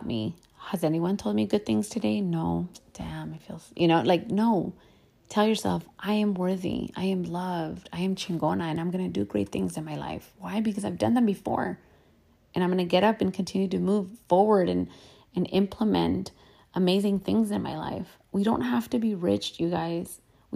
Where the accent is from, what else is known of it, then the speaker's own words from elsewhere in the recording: United States; I'm Mexican American. I am between two cultures, and that's just who I am.